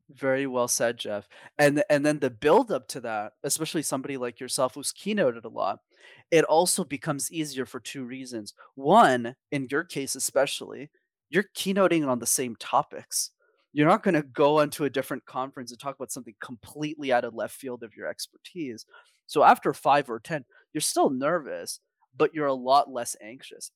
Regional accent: Montreal, Quebec, Canada; I grew up in Montreal

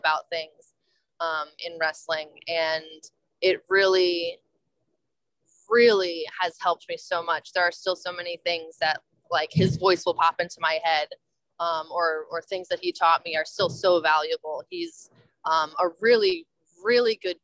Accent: New Jersey, United States; I grew up in New Jersey

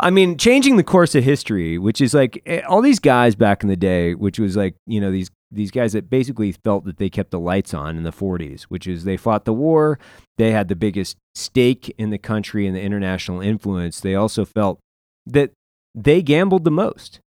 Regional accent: Lewiston, Idaho, United States; my hometown, Lewiston

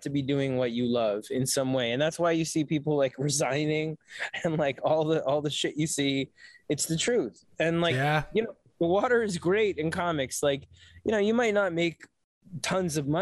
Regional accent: New York City, New York, United States; moved away as an adult; I grew up on the Lower East Side. I was like, we'll always move back to the city

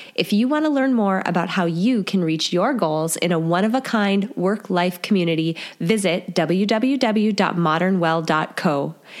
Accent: North Dakota, United States; I'm from North Dakota

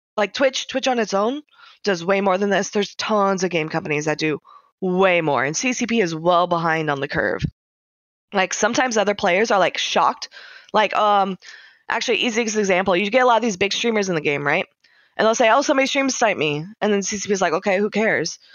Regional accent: United States; as an American

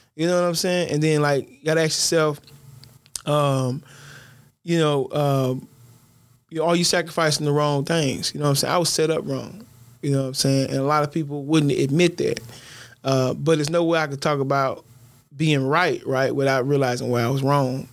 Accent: Louisiana, United States; I'm from Stony Hill

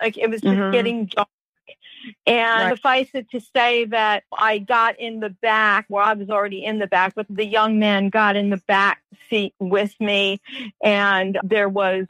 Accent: New York, United States; I had never seen big grasshoppers because I came from New York

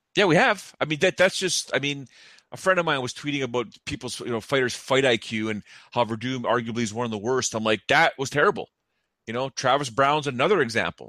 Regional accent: just north of Toronto, Ontario, Canada; I'm from just, uh, from just north of Toronto

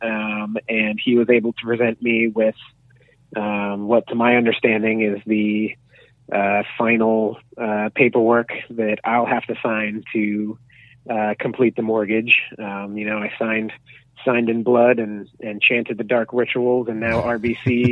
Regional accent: United States; now in Canada; I'm from America

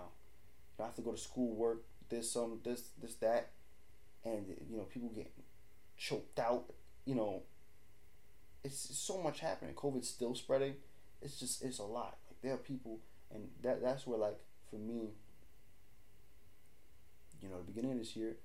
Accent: New York City, New York, United States; we're from New York

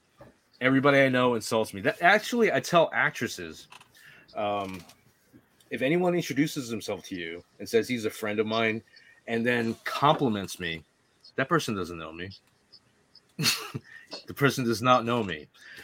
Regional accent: Northeast, United States; I don't know if it's because I'm from the Northeast.

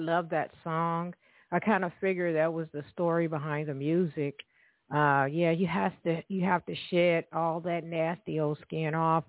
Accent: the South, United States; accent: southern; now in Evansville, United States; My southern accent gets in the way sometimes.

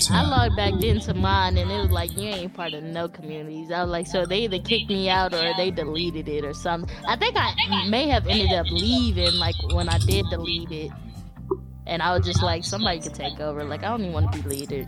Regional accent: Texas, United States; accent: Southern; born and raised in Texas, Southern. Although a lot of people say I don't have that accent

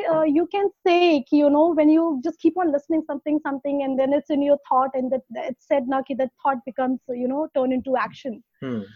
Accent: Varanasi, Uttar Pradesh, India; moved away as an adult; now in Pune, India; I am basically born and brought up in Varanasi

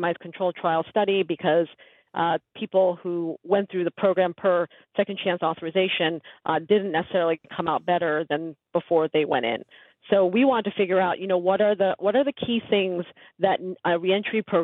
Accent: New York City, New York, United States; I grew up in Woodside, Queens

